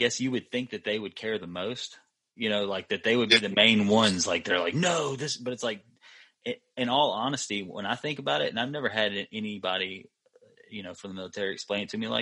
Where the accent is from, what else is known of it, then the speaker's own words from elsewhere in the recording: Macomb, United States; we lived by the high school in Macomb. So we would walk by the school every day